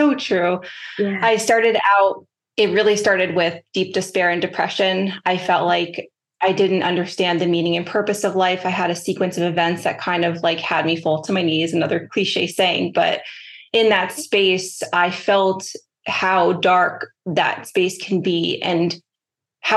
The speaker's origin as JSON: {"language": "English", "town": "New York City", "region": "New York", "country": "United States", "tie": "born or raised there", "said": "growing up in New York City"}